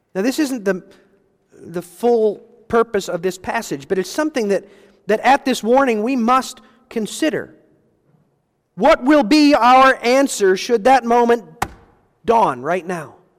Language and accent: English; United States; recognized as Americans. We experienced it, our family